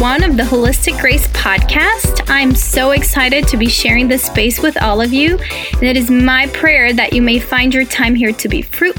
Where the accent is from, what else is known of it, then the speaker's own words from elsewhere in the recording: Brazil; English is a second language; now in United States; welcome. I'm originally from Brazil, but I have lived in the U.S. longer than I have in Brazil. So I've been here for about 18 years